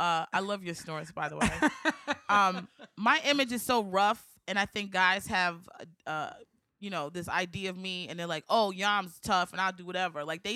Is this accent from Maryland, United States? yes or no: yes; Maryland, United States; moved away; I'm from Maryland.